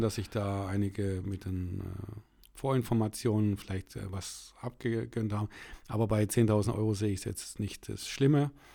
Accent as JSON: {"language": "German", "area": "Nellingen", "region": "Baden-Württemberg", "country": "Germany", "said": "Ich komme aus dem Ortsteil Nellingen"}